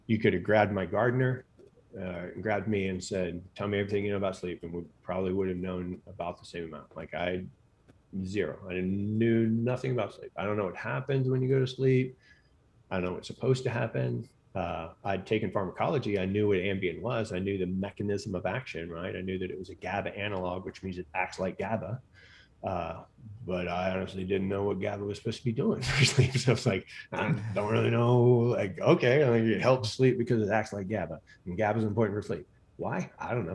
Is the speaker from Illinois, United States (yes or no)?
no; Katy, Texas, United States; I grew up in Katy, Texas, which is now essentially like part of Houston